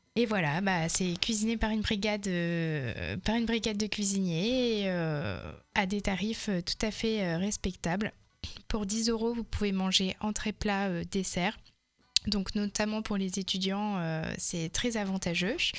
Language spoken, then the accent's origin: French; Touraine, Centre-Val de Loire, France; also born or lived in Malaga / Val Thorens; j'ai grandi en Touraine